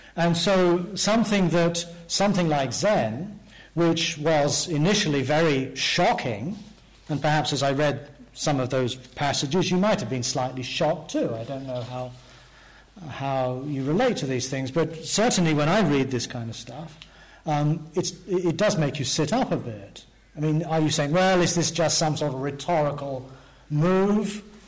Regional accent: England, United Kingdom; growing up in England in the 19. 50s

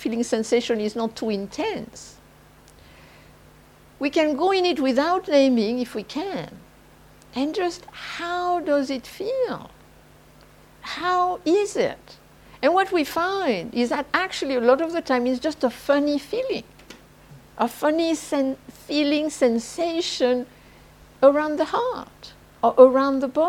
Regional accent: southern France, France; moved away; I am French from the South

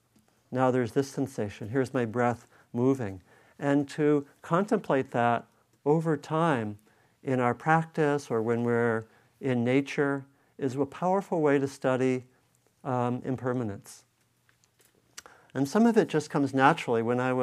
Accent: East Coast, United States; moved away as an adult; also born or lived in New England; now in Bay Area, United States; I was growing up on the East Coast

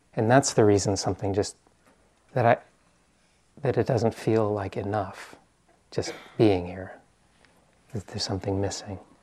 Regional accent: East Coast, United States; moved away as an adult; also born or lived in New York; now in Bay Area, United States; I'm from the East Coast

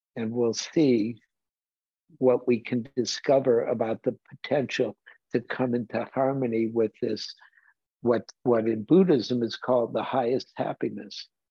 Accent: Detroit, Michigan, United States; moved away; I grew up in Detroit like Bruce Ackley did.

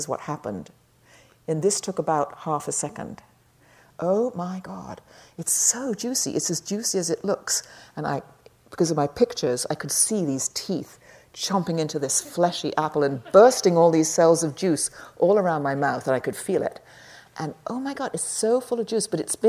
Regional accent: England, United Kingdom; I'm English

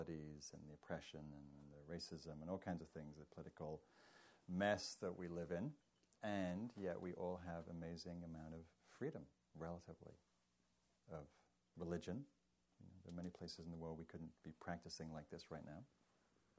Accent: England, United Kingdom; now in United States; being English

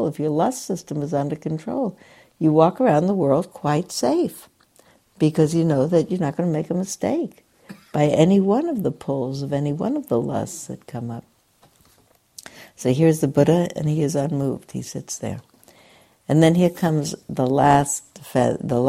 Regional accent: New York City, New York, United States; I grew up in New York City where people had one or another Sabbath

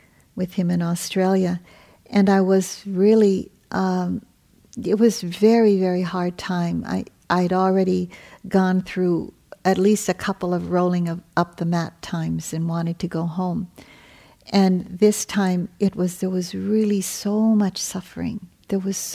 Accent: Hawaii, United States; I come from Hawaii

